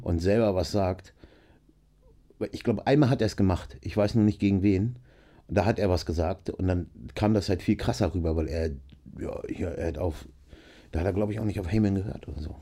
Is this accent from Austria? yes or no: no; Nienburg, Lower Saxony, Germany; ich bin aufgewachsen in Nienburg an der Weser, ist zwischen äh, Bremen und Hannover